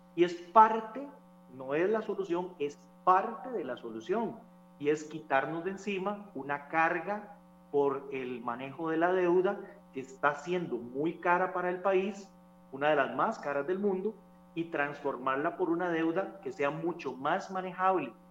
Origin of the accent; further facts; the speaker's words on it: Costa Rica; nuestro país